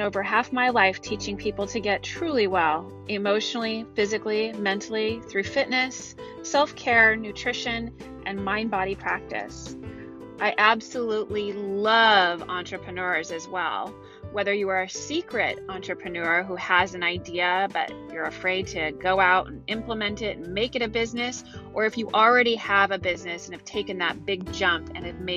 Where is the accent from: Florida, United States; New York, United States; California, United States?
California, United States; Silicon Valley; moved away; I'm from Silicon Valley